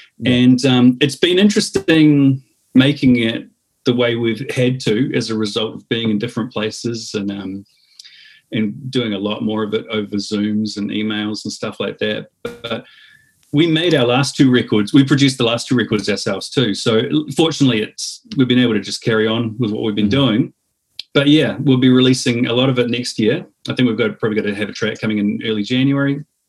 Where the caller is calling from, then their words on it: New Zealand; I mean, I'm beaming in from New Zealand here.